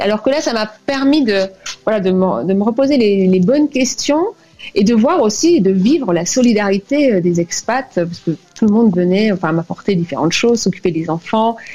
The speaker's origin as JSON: {"language": "French", "country": "France", "also_born_or_lived": "Cuba / Martinique", "moved": "as an adult", "lives_now": "Bogota, Colombia", "said": "je me suis sentie vraiment contente d'être française"}